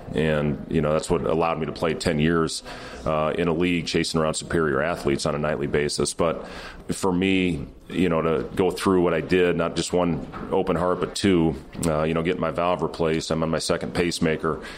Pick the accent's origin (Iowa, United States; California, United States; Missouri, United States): Iowa, United States; Ames; moved away as an adult; now in Lincoln, United States; I was raised in Ames. I was born in Lincoln, uh, moved to Ames when I was two